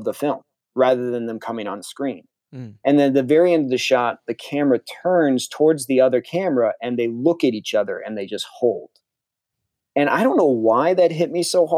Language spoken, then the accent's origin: English; New Canaan, Connecticut, United States; also born or lived in Norwalk, Connecticut; I grew up in New Canaan, Connecticut, which is Fairfield